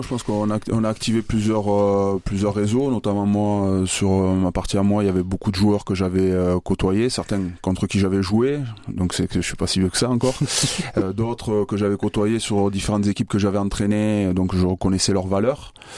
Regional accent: Bayonne, Nouvelle-Aquitaine, France; now in Orléans, France; je suis originaire de Bayonne, c'est là où j'ai commencé le rugby dans le Pays Basque

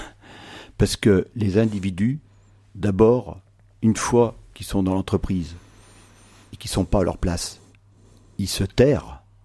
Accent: Noirmoutier-en-l'Île, Pays de la Loire, France; je viens de l'île de Normoutier

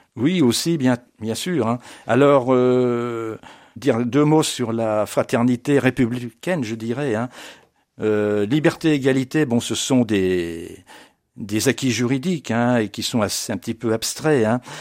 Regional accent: Blois, Centre-Val de Loire, France; je suis né à Blois en 1953

